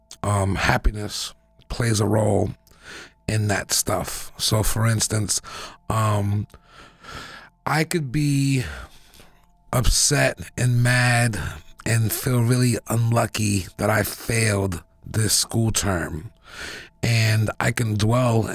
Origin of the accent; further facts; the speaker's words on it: Boston, Massachusetts, United States; I grew up in Roxbury